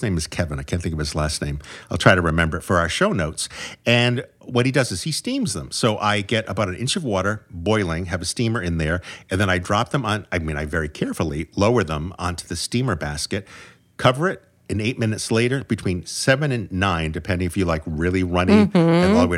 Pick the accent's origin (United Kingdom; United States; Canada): Canada; I'm Canadian.